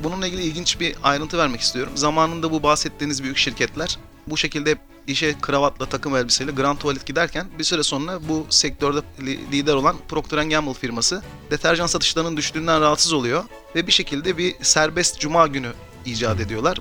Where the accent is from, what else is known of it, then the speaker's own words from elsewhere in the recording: Mersin, Turkey; moved away as an adult; now in Istanbul, Turkey; 1984 Mersin doğumluyum. Üniversiteye kadar Mersin'de okudum. Daha sonra İstanbul'a